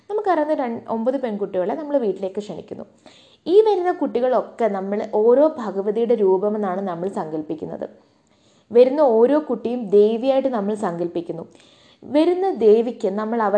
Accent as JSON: {"language": "Malayalam", "country": "Saudi Arabia", "tie": "born or raised there", "said": "ഇപ്പം ഞാനൊരു പ്രവാസിയാണ് കേട്ടോ ഞാൻ വളർന്നതൊക്കെ സൗദിയിലാണ്"}